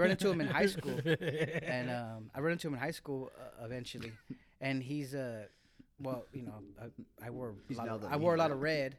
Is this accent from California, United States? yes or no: yes; Salinas, California, United States; I was from Salinas.